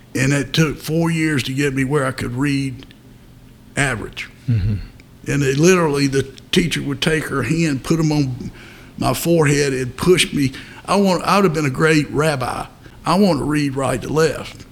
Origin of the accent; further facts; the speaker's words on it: Fayetteville, North Carolina, United States; also born or lived in New Bern, North Carolina; I was born in Newbern, but I grew up in Fayetteville.